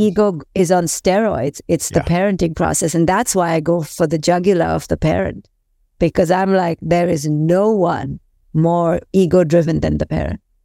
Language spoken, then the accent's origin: English; India; I grew up in India